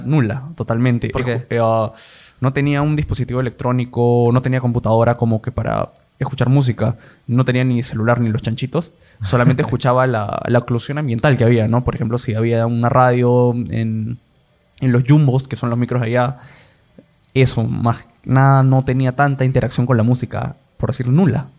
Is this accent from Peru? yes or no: yes; Lima, Peru; also born or lived in Iquitos / Peru–Colombia–Brazil tri-border area; Yo soy de Lima, he nacido acá, pero he vivido un año en Iquitos y cuatro años en frontera, en la trifrontera Perú, Colombia y Brasil. Ahí he estado desde tercero y primaria hasta primero y secundaria.